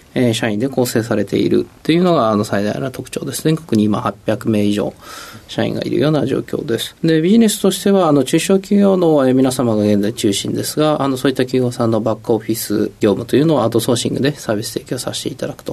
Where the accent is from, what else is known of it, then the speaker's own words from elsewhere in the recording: Izumiotsu, Osaka, Japan; 出身が大阪の泉大津っていう町です